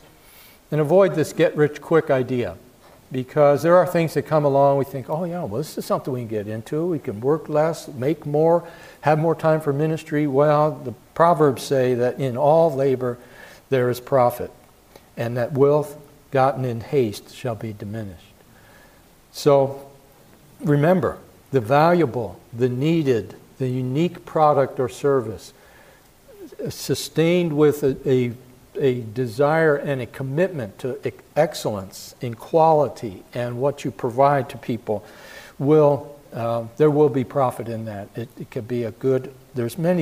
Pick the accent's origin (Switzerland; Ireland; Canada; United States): United States; Philadelphia, Pennsylvania; I grew up in Philadelphia